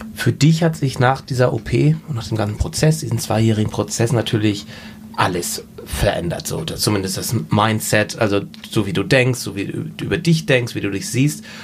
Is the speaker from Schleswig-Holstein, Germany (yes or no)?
yes; Husum, Schleswig-Holstein, Germany; bei uns in Husum in Nordfriesland